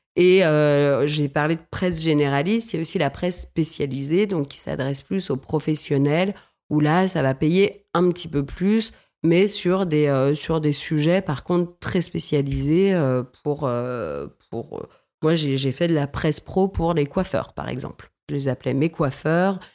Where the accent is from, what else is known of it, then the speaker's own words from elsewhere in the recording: Villefranche-sur-Saône, Auvergne-Rhône-Alpes, France; j'ai grandi dans le Beaujolais, dans une ville qui s'appelle Villefranche-sur-Saône, juste avant Lyon